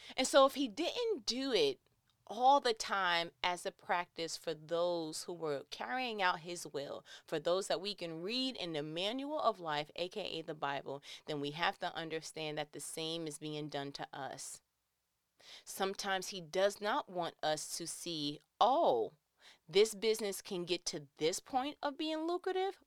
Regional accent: New York, United States; I'm from New York. We are not around a large body of water

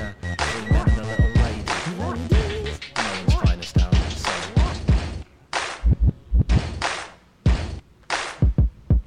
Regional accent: West Midlands, United Kingdom; moved away; I'm from the Wild West Midlands

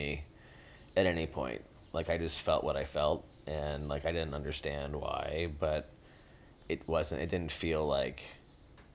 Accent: Lake Forest, Illinois, United States; also born or lived in Chicago; now in Brooklyn, United States; I was born in Chicago, grew up primarily in Lake Forest, Illinois, which is a suburb about 30 to 40 minutes north of Chicago

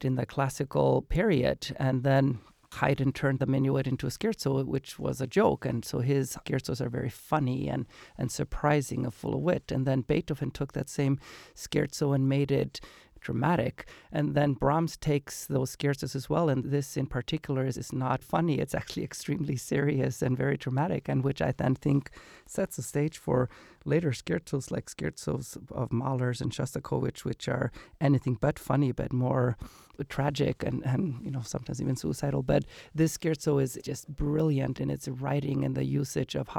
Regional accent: Iceland; moved away as an adult; now in United States; So I grew up in Iceland and then I moved to America for college

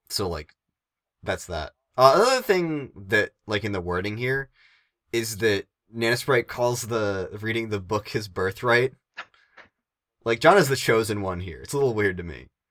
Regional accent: Northeastern United States, United States

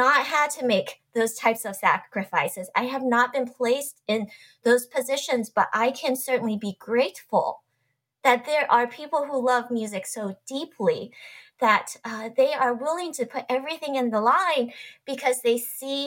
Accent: Wichita, Kansas, United States; I grew up in Wichita, Kansas

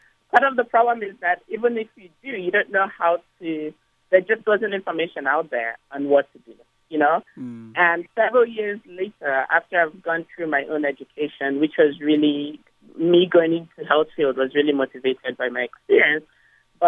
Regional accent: Nigeria; When I was young growing up in Nigeria

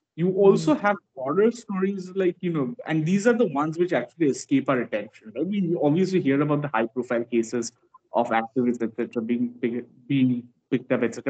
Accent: West Bengal, India; growing up in West Bengal

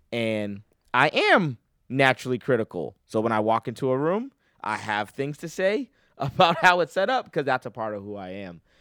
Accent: Boston, Massachusetts, United States; now in North Carolina, United States; I'm originally from Boston, Massachusetts

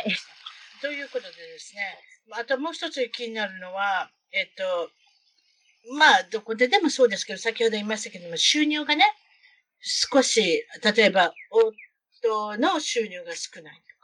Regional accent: Osaka, Japan; now in United States; 大阪で、大阪で生まれ育ってる

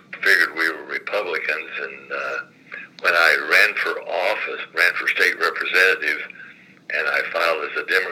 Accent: Lawrence County, Indiana, United States; now in Terre Haute, United States; I was born in Lawrence County, Indiana, rural area. So I went to school at Huron, Indiana, which was about 4 miles from where I was raised and lived

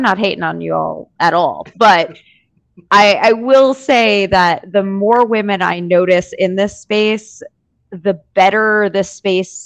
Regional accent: New York, United States; I'm a New Yorker

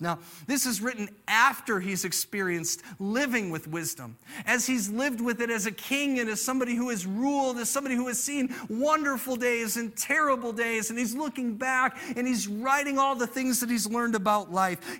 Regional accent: United States; I'm an American

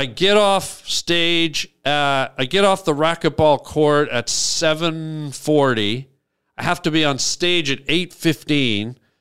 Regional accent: Canada; moved away as an adult; I was from Canada.

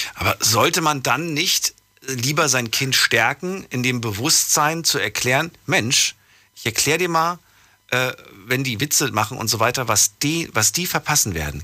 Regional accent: Frankfurt, Hesse, Germany; ab dem fünften, Alt, fünften Jahr bin ich in Frankfurt groß geworden

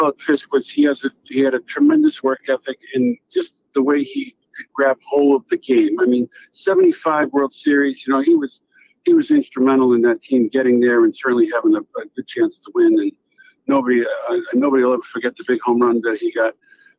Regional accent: Worcester, Massachusetts, United States; I'm a kid from Worcester, Massachusetts.

